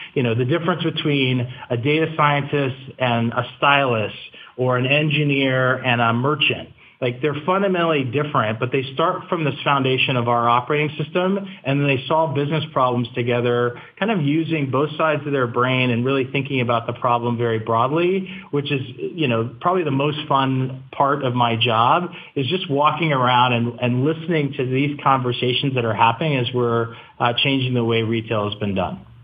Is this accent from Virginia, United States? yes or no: yes; Virginia, United States; I grew up in Virginia